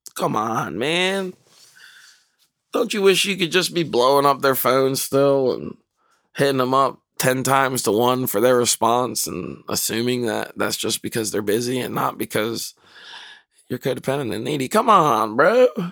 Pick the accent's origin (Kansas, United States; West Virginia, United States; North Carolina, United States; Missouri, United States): North Carolina, United States; moved away; I grew up in North Carolina